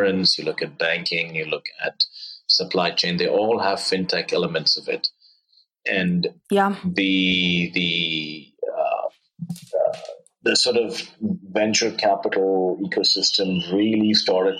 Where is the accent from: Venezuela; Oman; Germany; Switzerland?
Oman; moved away as an adult; also born or lived in India / Stanford, United States; I grew up in the Middle East in Oman.